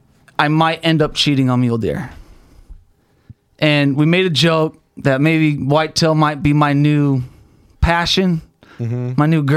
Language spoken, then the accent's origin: English; Salt Lake City, Utah, United States; Salt Lake City, Utah.